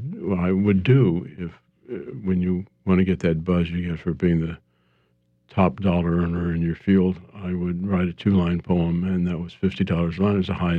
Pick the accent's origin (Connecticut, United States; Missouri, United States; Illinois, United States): Missouri, United States; Kansas City; moved away; I'm from Kansas City